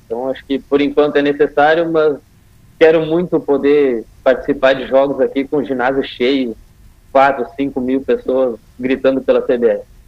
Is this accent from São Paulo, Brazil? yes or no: no; Rio Grande do Sul, Brazil; eu sou do Rio Grande do Sul